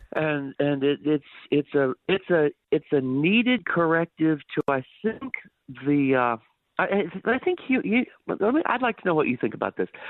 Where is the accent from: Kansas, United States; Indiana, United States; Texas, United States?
Texas, United States; Dallas; also born or lived in Missouri / North Carolina; was born and raised in the Dallas area here in Texas.